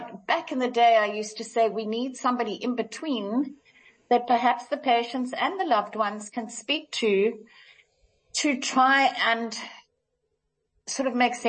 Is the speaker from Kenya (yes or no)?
yes; Kenya; moved away; So my mum was a nurse, when we came down from Kenya